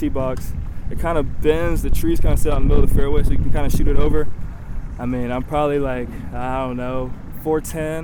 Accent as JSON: {"language": "English", "region": "North Carolina", "country": "United States", "said": "I'm from North Carolina"}